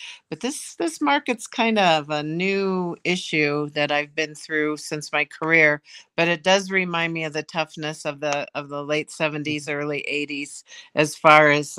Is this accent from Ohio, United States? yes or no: yes; Ohio, United States; Ohio. I'm from Ohio.